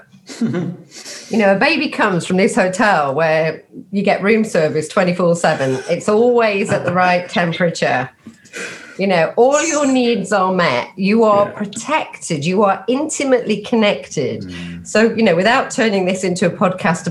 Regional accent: Nottingham, East Midlands, United Kingdom; moved away as an adult; also born or lived in London; I grew up in Nottingham

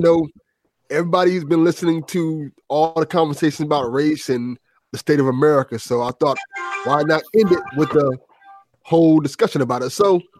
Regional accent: Miami, Florida, United States; I'm from Miami, Florida, born and raised.

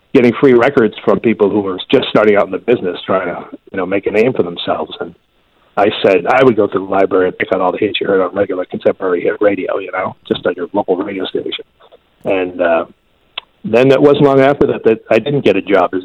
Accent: Winchester, Massachusetts, United States; I had also done some cable work back in my hometown of Winchester

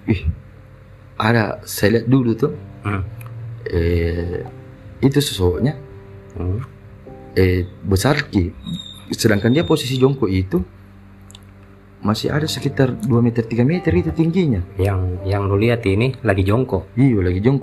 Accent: Makassar, South Sulawesi, Indonesia; sebagai orang Todopul itu iya baru tempat tahu

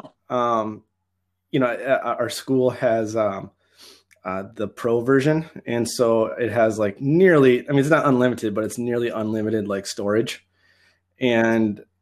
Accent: Wisconsin, United States; also born or lived in Guatemala / Thailand; I eventually got the opportunity 7 or 8 years ago to come back to my hometown and my home high school.

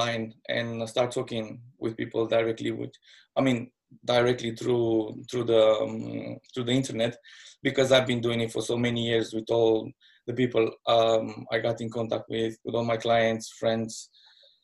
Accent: Moldova region, Moldavia, Romania; now in London, United Kingdom; I'm from Romania, born in the side of Romania called Moldova.

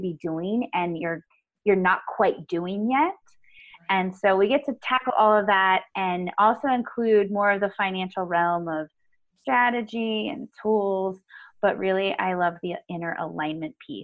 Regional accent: Winters, California, United States; moved away as an adult; now in Reno, United States; I grew up in Northern California. I grew up in a little town called Winters

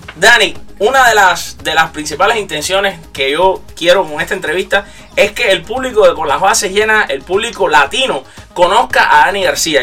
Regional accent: Cuba; yo soy de Cuba, uno desde que nace sabe béisbol

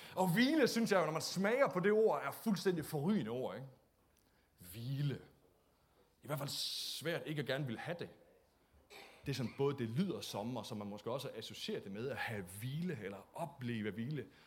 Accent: Denmark; vi er jo også danskere

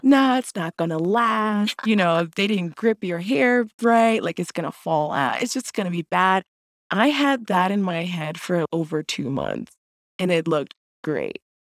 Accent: Jacksonville, Florida, United States; moved away; also born or lived in Urbana-Champaign, Illinois; I'm from Jacksonville, Florida

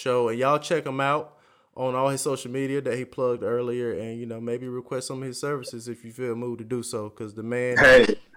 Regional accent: North Carolina, United States; accent: country slang; I'm from North Carolina. I got a country slang

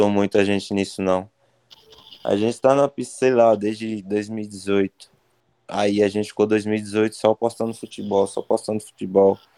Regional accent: Bahia, Brazil; a gente é da Bahia

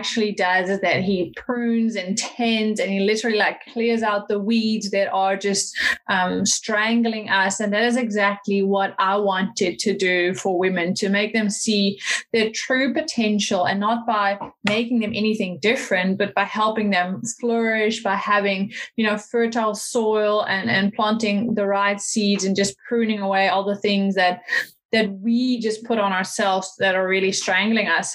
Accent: Netherlands; moved away as an adult; also born or lived in United States / South Africa; now in New Zealand; I'm originally from the Netherlands

